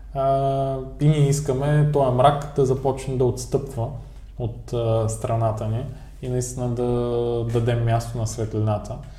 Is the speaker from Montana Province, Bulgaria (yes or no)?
no; Ruse, Ruse Province, Bulgaria; ние като българи, като русенци